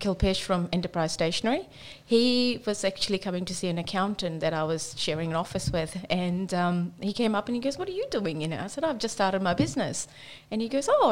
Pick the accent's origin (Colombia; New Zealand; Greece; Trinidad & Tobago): New Zealand; moved away as an adult; now in Australia; I'm from New Zealand